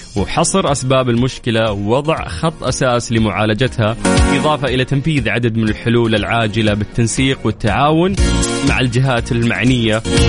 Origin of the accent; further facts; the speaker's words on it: Saudi Arabia; عندنا في المملكة العربية السعودية